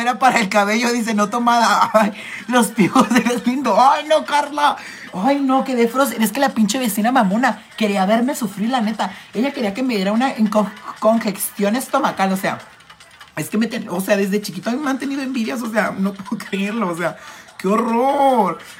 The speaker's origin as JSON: {"language": "Spanish", "town": "Tijuana", "region": "Baja California", "country": "Mexico", "said": "yo soy de Tijuana, Baja California"}